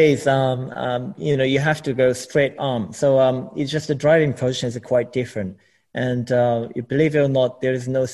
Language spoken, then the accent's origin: English; Japan; English is a second language; moved away as an adult; also born or lived in United Kingdom; I never lived outside of Japan, so I had zero English as well.